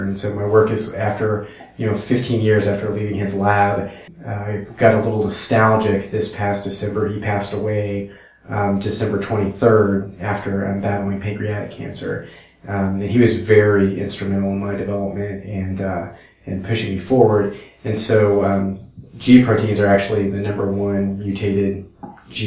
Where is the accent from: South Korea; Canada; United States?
United States; Edmond, Oklahoma; moved away; I'm originally from Edmond, Oklahoma. Was born and raised there, a Oklahoman at heart.